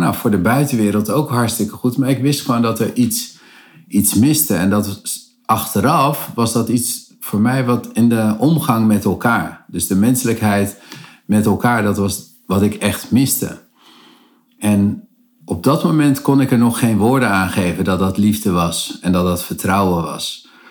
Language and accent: Dutch; Cape Verde; de Kaapveerdse eilanden waar ik vandaan kom